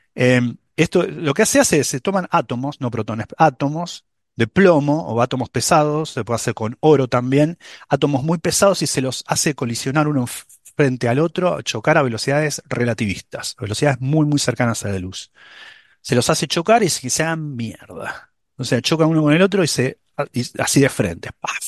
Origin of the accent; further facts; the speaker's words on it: Buenos Aires, Argentina; also born or lived in Manhattan, New York; now in New York, United States; yo, soy porteño en Buenos Aires, no salgo de Buenos Aires.